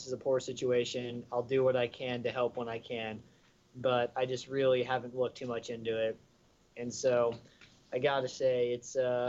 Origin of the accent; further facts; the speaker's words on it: Southern California, United States; growing up in Southern California